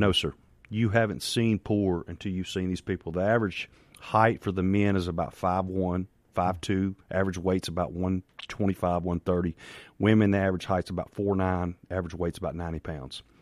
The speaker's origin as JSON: {"language": "English", "town": "Farmhaven", "region": "Mississippi", "country": "United States", "tie": "born or raised there", "said": "I grew up in Farm Haven, Mississippi"}